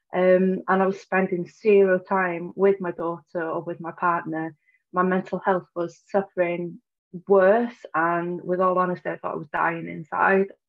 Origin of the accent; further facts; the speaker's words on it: Snowdonia, North Wales, United Kingdom; I'm from Snowdonia in North Wales in the UK